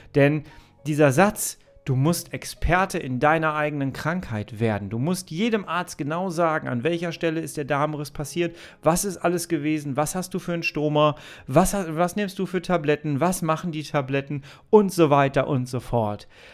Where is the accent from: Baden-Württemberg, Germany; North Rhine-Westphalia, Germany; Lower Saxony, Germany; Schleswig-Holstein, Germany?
North Rhine-Westphalia, Germany; Ruhr area; ich komme aus dem Ruhrgebiet, ne? wenn ich das Wort Oma sage, hört sich das immer an wie